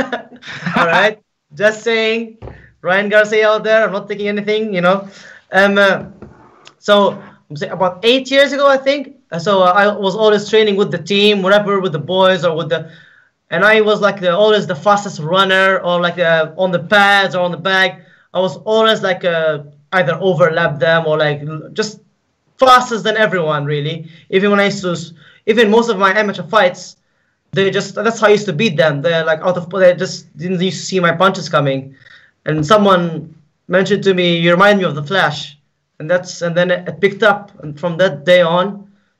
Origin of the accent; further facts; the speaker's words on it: Malta; I'm from Malta.